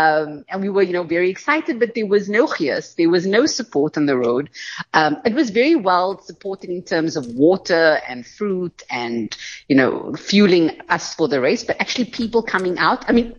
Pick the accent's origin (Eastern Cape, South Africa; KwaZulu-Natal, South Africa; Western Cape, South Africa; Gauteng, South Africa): Western Cape, South Africa; Cape Town; growing up in Cape Town